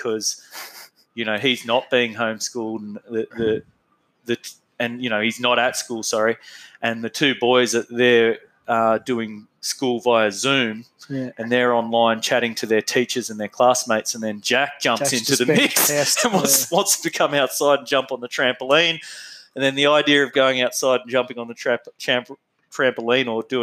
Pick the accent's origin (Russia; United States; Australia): Australia; Bathurst, New South Wales; I was born in Bathurst, New South Wales